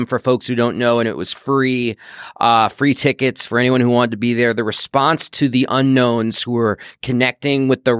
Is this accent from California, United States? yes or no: no; New York City, New York, United States; I grew up in New York City